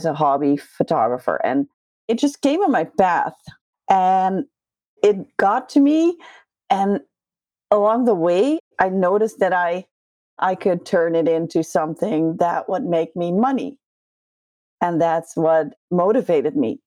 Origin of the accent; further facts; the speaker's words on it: Netherlands; English is a second language; I'm from Holland.